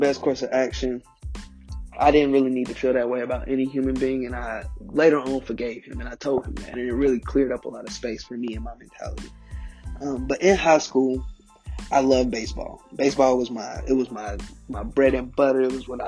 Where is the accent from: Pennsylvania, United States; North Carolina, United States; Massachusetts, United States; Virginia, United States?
North Carolina, United States; Charlotte; originally I'm from Charlotte, North Carolina.